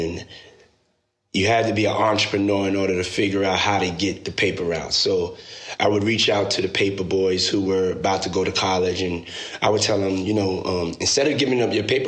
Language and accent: English; New York City, New York, United States; moved away as an adult; also born or lived in Washington, D.C.; I was born and raised in Harlem, New York